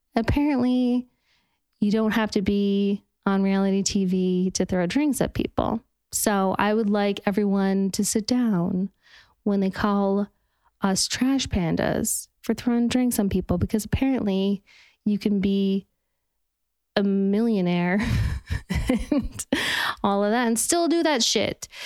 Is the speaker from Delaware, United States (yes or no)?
no; Park City, Utah, United States; now in Los Angeles, United States; I'm from Parks City, Utah